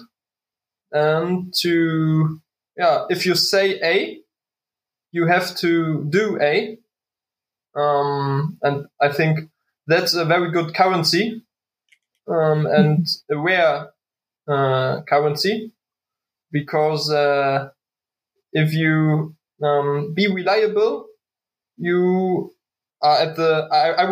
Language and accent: English; Waren, Mecklenburg-Vorpommern, Germany; English is a second language; now in Berlin, Germany; love from Waren, Müritz, my hometown.